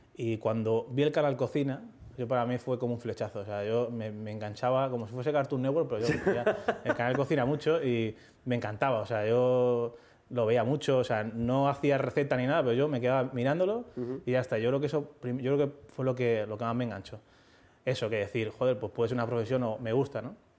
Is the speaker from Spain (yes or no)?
yes; Leganés, Community of Madrid, Spain; tengo 13 años, no sé qué, soy de Leganés